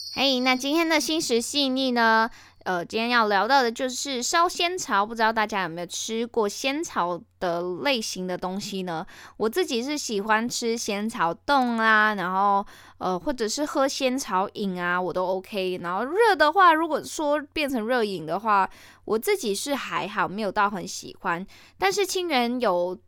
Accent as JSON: {"language": "Chinese", "country": "Malaysia", "said": "我是马来西亚人"}